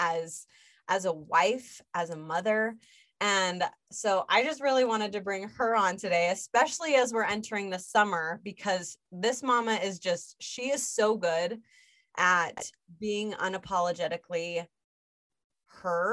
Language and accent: English; Utah, United States; moved away as an adult; also born or lived in California; now in Las Vegas, United States; I grew up in Utah. I lived in Utah for 27 years of my life, California for 2 years. And then we've been here in Vegas for almost 2 years.